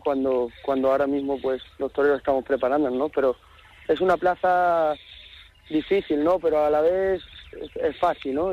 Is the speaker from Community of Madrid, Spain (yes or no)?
no; Seville, Andalusia, Spain; en mi tierra, me considero mi casa